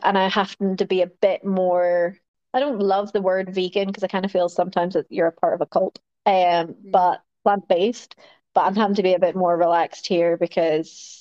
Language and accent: English; Northern Ireland, United Kingdom; I grew up in Northern Ireland